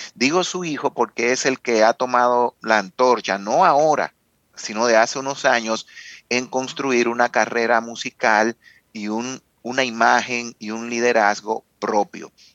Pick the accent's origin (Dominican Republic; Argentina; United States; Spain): Dominican Republic; como dominicano